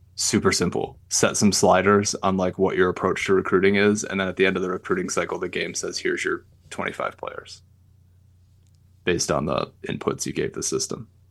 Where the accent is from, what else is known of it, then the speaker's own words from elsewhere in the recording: Michigan, United States; we're from Michigan